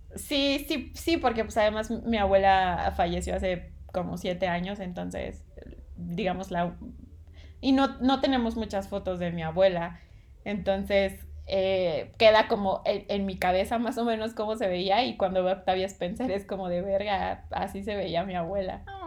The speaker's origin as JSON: {"language": "Spanish", "region": "southern Veracruz", "country": "Mexico", "tie": "born or raised there", "said": "yo, yo nací en Veracruz, en el sur de Veracruz"}